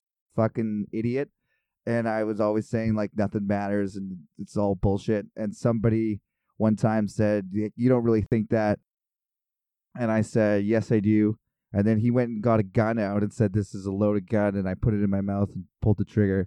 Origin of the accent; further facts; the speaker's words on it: Kelowna, British Columbia, Canada; I'm from Kelowna.